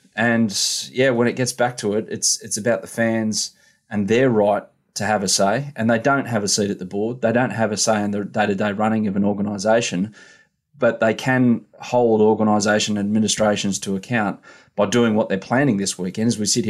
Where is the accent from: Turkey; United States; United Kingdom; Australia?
Australia; Sydney, New South Wales; I was born in Sydney. I was bred in Sydney too, but I grew up in Sydney and have lived here all my life. So, I mean, you won't find a bigger Sydney sider than me